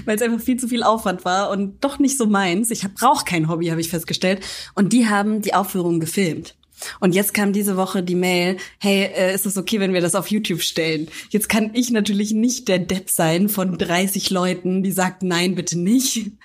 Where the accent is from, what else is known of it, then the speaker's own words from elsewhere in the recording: Franconia, Bavaria, Germany; ich aus Franken komme